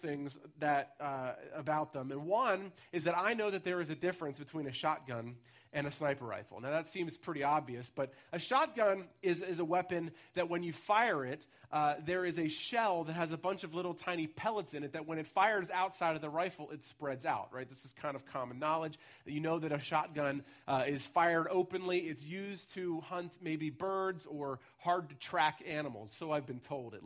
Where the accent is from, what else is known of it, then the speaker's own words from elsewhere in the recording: United States; also born or lived in Ellwood City, Pennsylvania; now in Pittsburgh, United States; So I was born in Elwood City, which is actually not the city at all, but most of my life I spent in the Baltimore, Washington area, and then I've been in urban spaces the rest of the time.